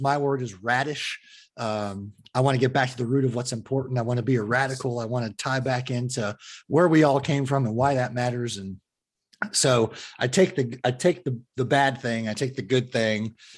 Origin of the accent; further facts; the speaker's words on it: Fremont, California, United States; I grew up in the Fremont area, which is uh, opposite of the bay from San Francisco